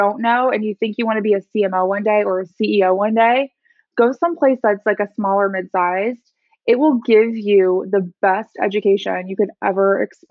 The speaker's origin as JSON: {"language": "English", "region": "Midwest", "country": "United States", "tie": "born or raised there", "said": "I grew up in the Midwest."}